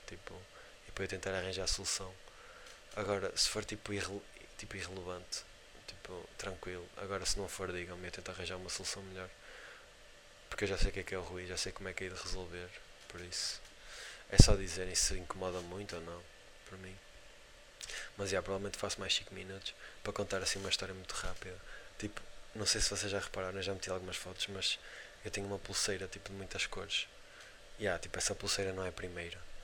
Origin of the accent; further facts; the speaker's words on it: Portugal; somos de Portugal